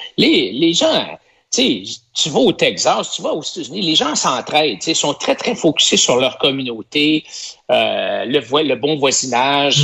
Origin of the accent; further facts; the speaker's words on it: Quebec, Canada; je suis un Québécois plus laine